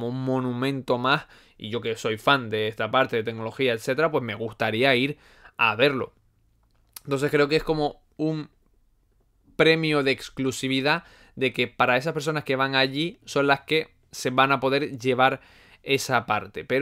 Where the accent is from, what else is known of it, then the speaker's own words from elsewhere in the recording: Canary Islands, Spain; accent: Canarian; Es que mi acento no es canario, canario marcado. Eh, es que es de todo, es de todo. Hay gente que me dice que si soy de la península, hay gente que me dice que si soy venezolano.